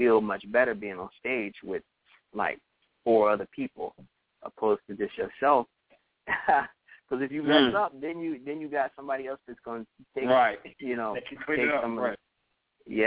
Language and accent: English; New Orleans, Louisiana, United States; moved away as an adult; also born or lived in Texas; now in Los Angeles, United States; I grew up in New Orleans and all over Louisiana.